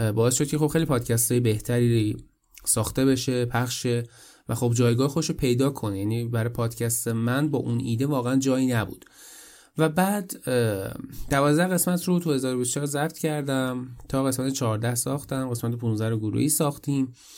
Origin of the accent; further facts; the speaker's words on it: Iran; moved away as an adult; من از ایران مهاجرت کردم